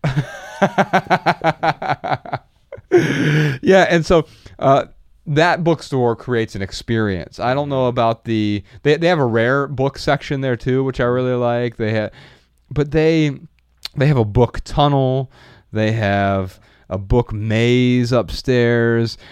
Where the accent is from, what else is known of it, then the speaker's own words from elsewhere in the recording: Dayton, Ohio, United States; Our, our hometown, Dayton, Ohio